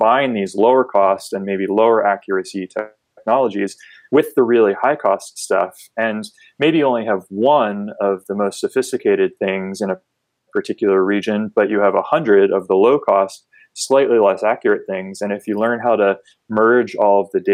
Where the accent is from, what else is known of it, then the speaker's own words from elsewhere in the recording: just outside of Philadelphia, Pennsylvania, United States; moved away as an adult; also born or lived in San Diego, California; now in Wilmington, United States; I grew up on the East Coast just outside of Philadelphia